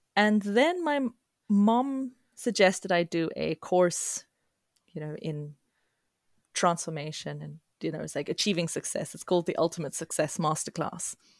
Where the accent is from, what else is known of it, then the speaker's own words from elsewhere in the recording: South Africa; now in Sweden; as a child growing up in multicultural South Africa